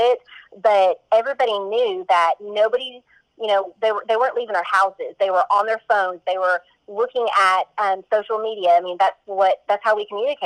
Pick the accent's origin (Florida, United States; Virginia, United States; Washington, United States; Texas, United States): Texas, United States; Corsicana; also born or lived in Iowa / Arizona; I was born in Iowa, lived in Arizona for a couple of years, and have been in Corsicana since I was in second grade. Grew up here